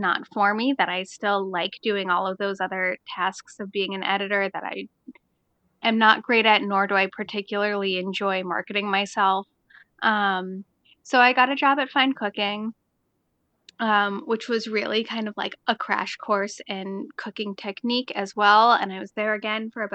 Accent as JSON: {"language": "English", "town": "Cambridge", "region": "Massachusetts", "country": "United States", "tie": "born or raised there", "said": "I grew up in Cambridge, Massachusetts, which is, among other things, where Harvard University is"}